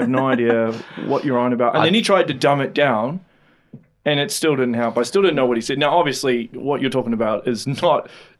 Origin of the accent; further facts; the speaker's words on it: Auckland, New Zealand; I'm from Auckland, so I know.